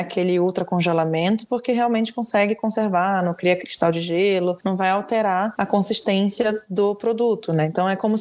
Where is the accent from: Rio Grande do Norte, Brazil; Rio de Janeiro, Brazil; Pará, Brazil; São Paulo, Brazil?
Pará, Brazil; Belém; moved away; eu nasci em Belém e lá é diferente